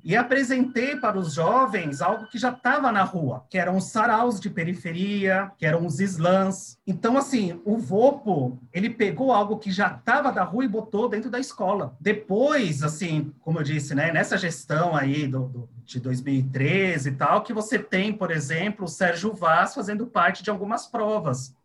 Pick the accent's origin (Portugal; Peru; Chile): Chile; now in Brazil; Eu sou estrangeiro, eu sou chileno